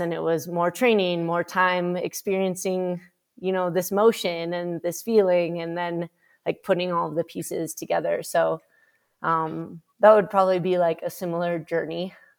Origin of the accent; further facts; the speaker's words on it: Minnesota, United States; I grew up in Minnesota